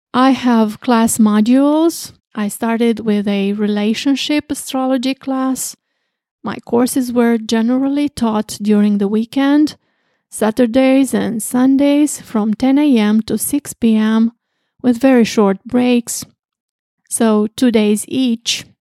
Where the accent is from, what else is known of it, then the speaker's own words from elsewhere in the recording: Craiova, Dolj, Romania; I was born in March fourteen, nineteen fifty-nine, in Craiova, Romania